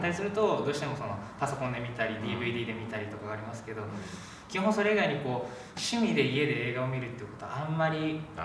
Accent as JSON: {"language": "Japanese", "region": "Kagoshima", "country": "Japan", "tie": "born or raised there", "moved": "as an adult", "lives_now": "Tokyo, Japan"}